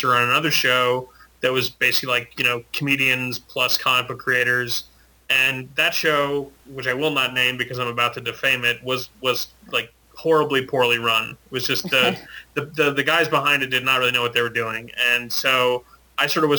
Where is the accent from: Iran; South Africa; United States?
United States; Maine; I grew up in Maine